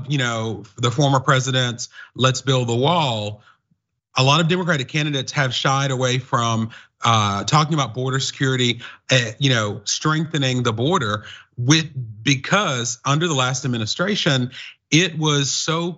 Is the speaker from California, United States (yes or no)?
no; North Carolina, United States; I'm from North Carolina, but I have lived and studied in three continents